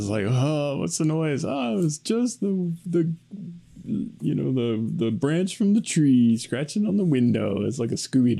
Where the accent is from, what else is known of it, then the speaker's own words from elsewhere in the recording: Arkansas, United States; I'm from Arkansas